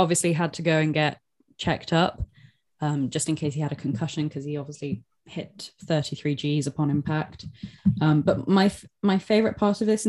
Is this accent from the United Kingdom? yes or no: yes; United Kingdom; we're British